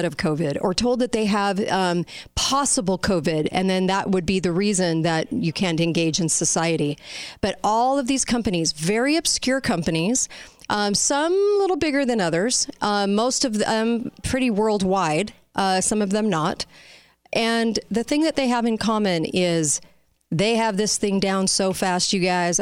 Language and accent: English; California, United States; now in Utah, United States; I'm from California, but I live here.